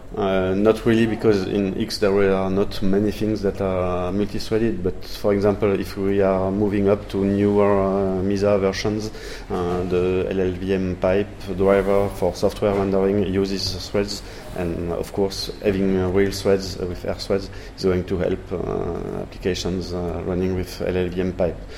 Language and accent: English; France; accent: French; English is a second language; also born or lived in Toulouse, France; I'm a French guy, you will hear it with my English accent, uh, living in Toulouse in the southwest of France